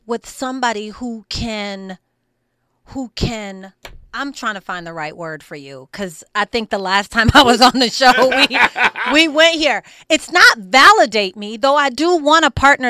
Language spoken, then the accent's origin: English; Grand Rapids, Michigan, United States; My hometown is Grand Rapids